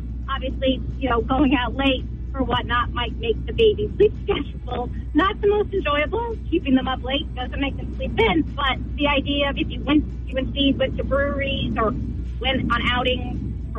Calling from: Hopkins, New Hampshire, United States; This is …, and I'm from Hopkins, New Hampshire.

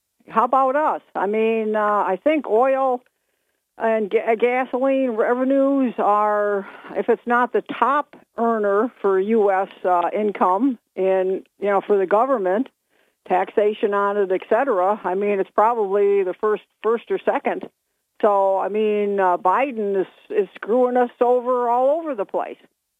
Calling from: Binghamton, New York, United States; … from Bingo.

